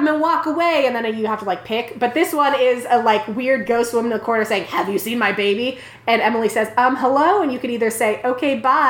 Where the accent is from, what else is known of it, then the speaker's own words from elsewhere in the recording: Philippines; So I was born and raised in the Philippines. My family, along with my grandparents, used to live in this old house with a big garden in the back.